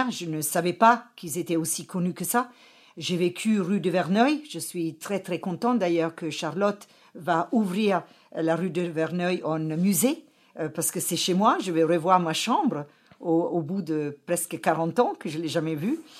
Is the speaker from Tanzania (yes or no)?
yes; Kilimanjaro, Tanzania; born there; je suis né en Afrique et avec une chance extraordinaire au pied du Mount Kilimanjaro.